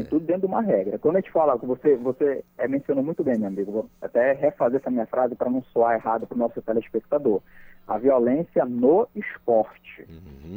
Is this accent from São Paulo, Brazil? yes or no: no; Marituba, Pará, Brazil; now in Bragança, Brazil; na cidade de Marituba, que onde eu nasci, me criei, minha família toda está aqui